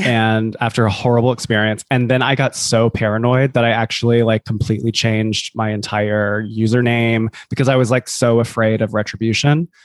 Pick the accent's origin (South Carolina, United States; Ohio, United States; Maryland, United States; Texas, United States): South Carolina, United States; Columbia; moved away as an adult; now in New York City, United States; I'm from Columbia, South Carolina. I live in New York City